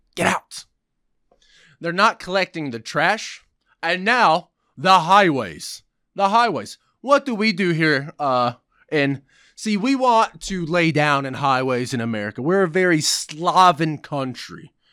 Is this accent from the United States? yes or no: yes; United States; I'm repulsed to be even called an American